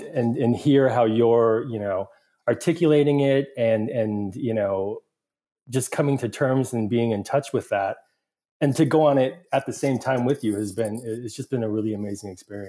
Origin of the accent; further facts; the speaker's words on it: Mansfield, Ohio, United States; also born or lived in Busan, South Korea; So I was born in Busan. My birth certificate actually said Seoul, but born in Busan and adopted to two Caucasian parents living in Mansfield, Ohio.